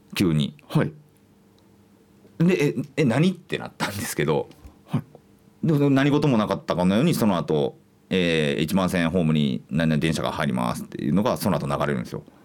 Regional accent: Kansai, Japan; 僕は関西の人間

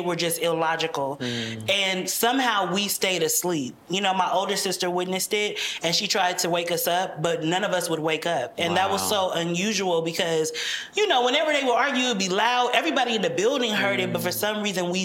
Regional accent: United States; they came to America and had five children

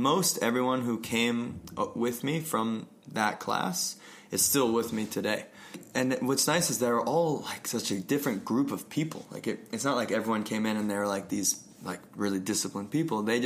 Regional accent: Connecticut, United States; moved away as an adult; also born or lived in Vermont / Brooklyn, New York / Steamboat Springs, Colorado; now in Colorado, United States; I grew up in Connecticut.

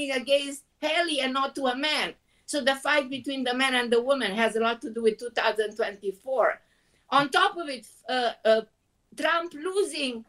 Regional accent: Romania; also born or lived in Israel; now in New York, United States; I was born in Romania

